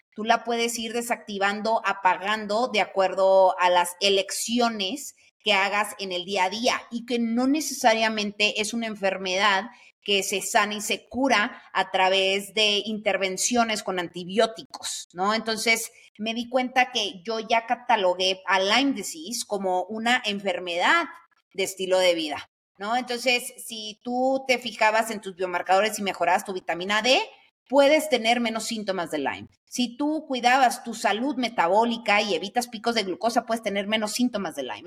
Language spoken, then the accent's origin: Spanish; Sonora, Mexico; yo soy de Sonora